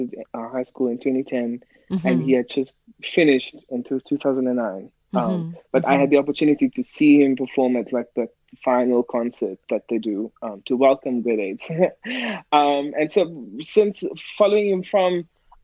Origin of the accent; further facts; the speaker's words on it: South Africa; I'm a South African pianist